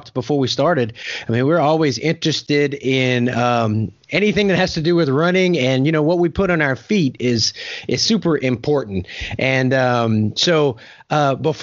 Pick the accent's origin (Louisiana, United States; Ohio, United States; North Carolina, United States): Louisiana, United States; I'm from Louisiana